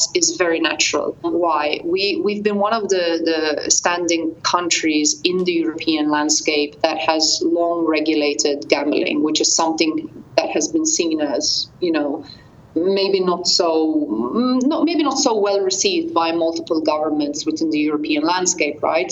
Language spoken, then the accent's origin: English; Gozo, Malta; also born or lived in Australia; I'm actually Australian Maltese. I'm Australian born, but I've lived most of my life in Malta. I'm actually from the sister island, Gozo